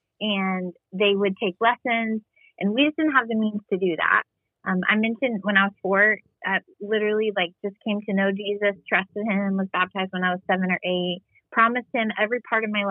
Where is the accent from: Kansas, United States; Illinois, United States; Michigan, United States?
Illinois, United States; Southern; now in Texas, United States; I grew up in Southern Illinois, but on the border of Indiana, Illinois